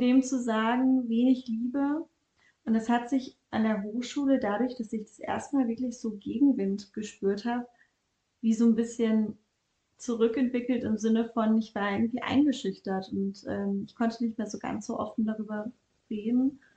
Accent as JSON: {"language": "German", "town": "Bielefeld", "region": "North Rhine-Westphalia", "country": "Germany", "also_born_or_lived": "Ludwigsburg", "moved": "as an adult", "lives_now": "Vienna, Austria", "said": "Ich komme ursprünglich aus Deutschland, aus Bielefeld, habe dann in Ludwigsburg studiert"}